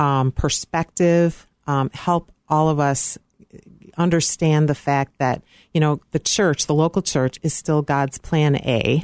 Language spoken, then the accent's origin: English; Park Ridge, Illinois, United States; I grew up in Park Ridge, Illinois